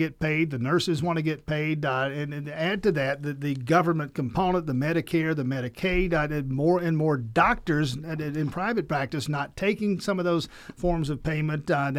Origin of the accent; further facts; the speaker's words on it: Georgia, United States; I'm from South Georgia, and there are hospitals down there